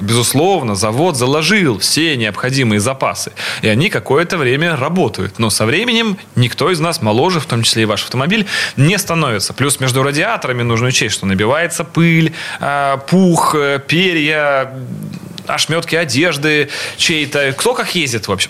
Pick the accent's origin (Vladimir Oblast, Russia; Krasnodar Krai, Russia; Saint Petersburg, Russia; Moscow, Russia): Saint Petersburg, Russia; касательно Питера всё-таки, мой родной город